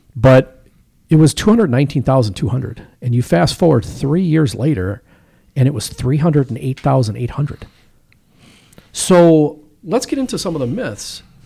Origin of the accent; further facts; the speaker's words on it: Waukesha, Wisconsin, United States; also my hometown. So I grew up on the north side of Waukesha